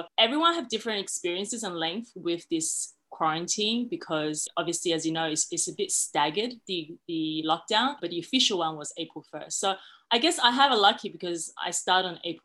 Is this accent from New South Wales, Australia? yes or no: yes; Sydney, New South Wales, Australia; moved away as an adult; also born or lived in China; now in Shanghai, China; I was born in China, but I immigrated to Sydney when I was young